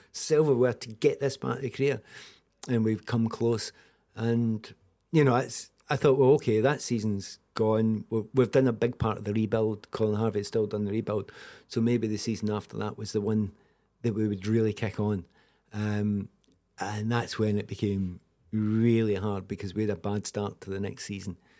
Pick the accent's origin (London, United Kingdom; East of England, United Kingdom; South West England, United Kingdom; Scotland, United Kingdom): Scotland, United Kingdom; also born or lived in Kildare, Ireland (family ancestry); I'm second generation Scottish